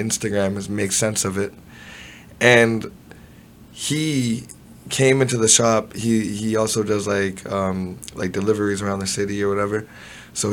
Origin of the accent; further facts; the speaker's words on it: Toronto, Ontario, Canada; I was born in Toronto. Spent the first part of my years around Jane and Eglinton